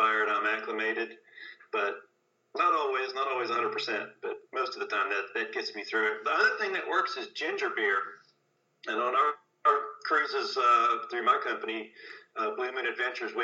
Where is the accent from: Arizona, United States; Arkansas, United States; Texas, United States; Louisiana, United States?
Louisiana, United States; New Orleans; now in Tennessee, United States; I grew up in New Orleans, which is a big sailing town